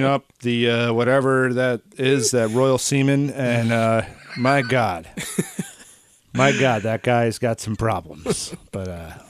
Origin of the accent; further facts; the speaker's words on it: United States; we grew up in the American school system here